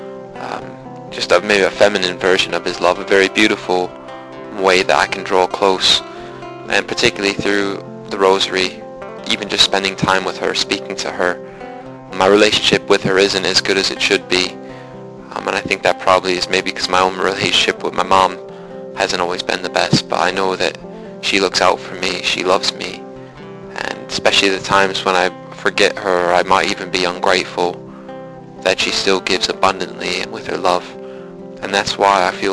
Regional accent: near Milwaukee, Wisconsin, United States; I come from the United States near a place called Milwaukee, Wisconsin

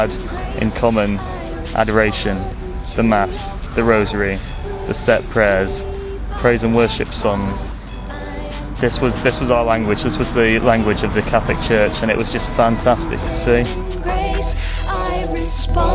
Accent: Lincolnshire, East Midlands, United Kingdom; I'm from Lincolnshire in England

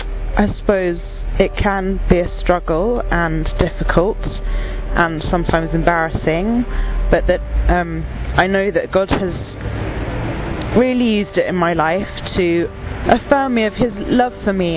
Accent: United Kingdom; I'm from the United Kingdom

